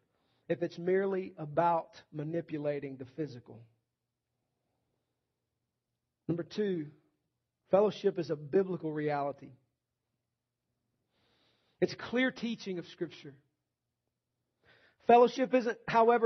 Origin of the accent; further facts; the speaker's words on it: the South, United States; Nearly every church I was ever walking into at any point in time growing up in the South